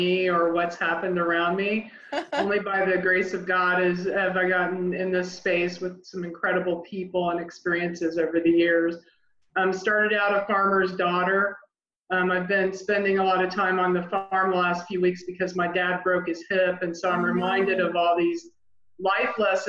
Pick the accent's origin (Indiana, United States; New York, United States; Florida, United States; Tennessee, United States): Indiana, United States; born or raised there